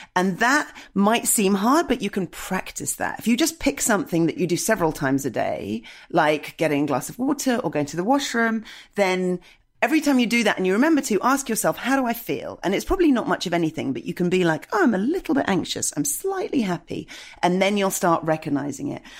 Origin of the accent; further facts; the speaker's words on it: United Kingdom; as a British person, I've been taught to never have feelings.